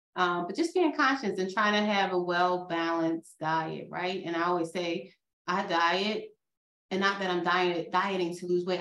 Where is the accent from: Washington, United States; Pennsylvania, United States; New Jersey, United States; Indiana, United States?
Pennsylvania, United States; outside of Philadelphia; accent: Philadelphia; I grew up outside of Philadelphia. We say water, okay?